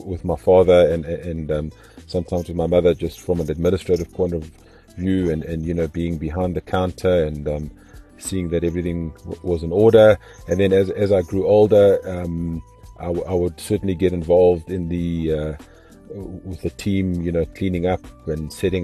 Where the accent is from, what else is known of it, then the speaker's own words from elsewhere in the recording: Zimbabwe; now in South Africa; I was born in Zimbabwe and my parents had a sit-down restaurant.